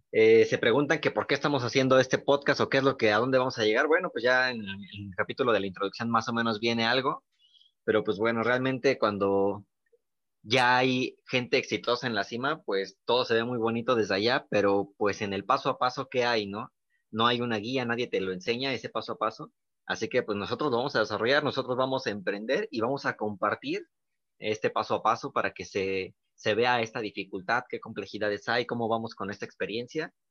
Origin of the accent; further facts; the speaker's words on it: Mexico; esta parte mexicana que también tenemos, pues sentirnos orgullosos, ¿no? Que como mexicanos también podemos